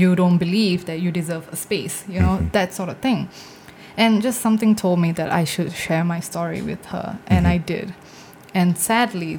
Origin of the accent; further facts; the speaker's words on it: Singapore; my parents are from India. So like I'm first generation Singaporean